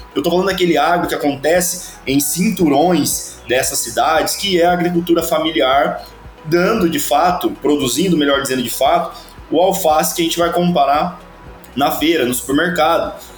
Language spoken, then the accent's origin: Portuguese; Avaré, São Paulo, Brazil; eu sou paulista do interior lá de São Paulo, uma cidadezinha que se chama Avaré